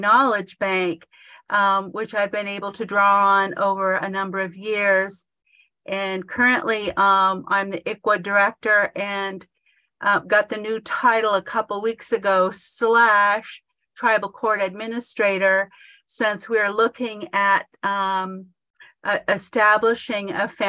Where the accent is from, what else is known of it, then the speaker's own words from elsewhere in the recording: Penobscot Nation, Maine, United States; I'm from the Penobscot Nation, and my heritage includes Kiowa and Maliseet as well, along with Irish.